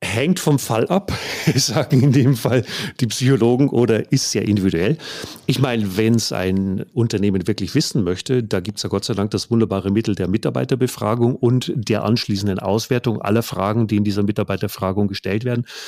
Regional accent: Bavaria, Germany; Ich komme aus Bayern

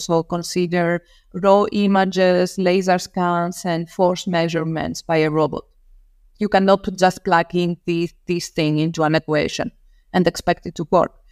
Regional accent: Rhodes, South Aegean, Greece; moved away as an adult; now in Darmstadt, Germany; I grew up in an island in Greece, so I come from, uh, Rhodes.

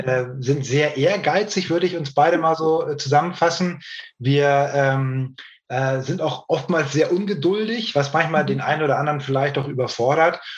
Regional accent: Hamburg, Germany; also born or lived in Norderstedt; Ich bin äh, gebürtiger Hamburger, wohne in Norderstedt in der Nähe von Hamburg

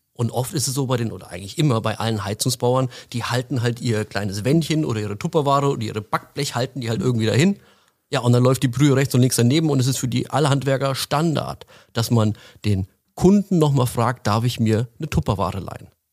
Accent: Frankfurt, Hesse, Germany; now in Allgäu, Germany; Ursprünglich komme ich äh, aus der Frankfurter Ecke. Mich hat es vor einigen Jahren dann ins Allgäu verschlagen

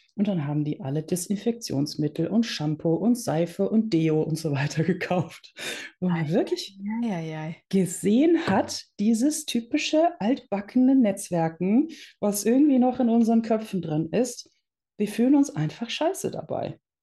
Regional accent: Netherlands; now in Germany; ich bin gebürtige Niederländerin und wir sind irgendwann nach Deutschland gezogen

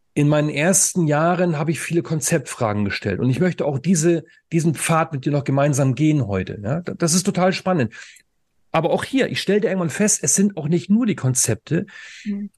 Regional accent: Northern Germany, Germany; moved away; also born or lived in Saxony; Ich komme ja aus dem Norden, ja, und ich habe lange Zeit in Sachsen als Lehrer gearbeitet

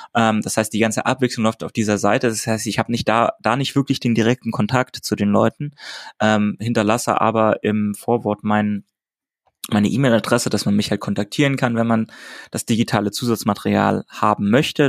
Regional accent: Hamburg, Germany; ich in Hamburg, also meiner Heimatstadt

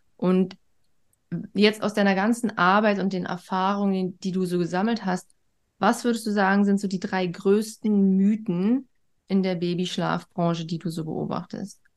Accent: East Germany, Germany; Schon im Krankenhaus wurde ich direkt von der Mama weg und in ein eigenes Bettchen. So war das früher in der DDR

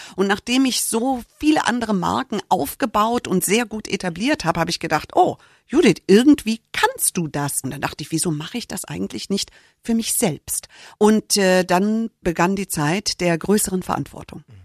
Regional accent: United States; moved away; Ich bin Amerikanerin

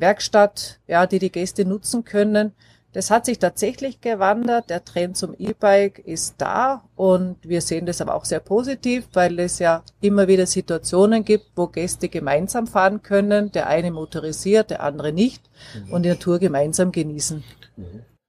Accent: Graz, Styria, Austria; moved away as an adult; also born or lived in Black Forest, Germany; now in Baiersbronn, Germany; Ich komme aus Österreich, gebürtig aus Graz in der Steiermark

